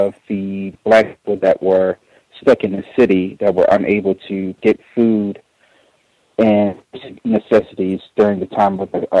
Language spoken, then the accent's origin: English; New Orleans, Louisiana, United States; also born or lived in Baton Rouge, Louisiana; I'm from New Orleans